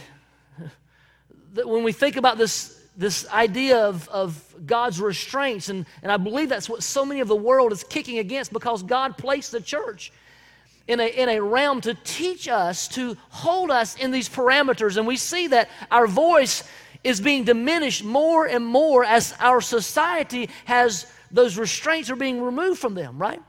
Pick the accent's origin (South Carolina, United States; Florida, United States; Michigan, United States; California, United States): South Carolina, United States; Belton; the house that I grew up in Belton, South Carolina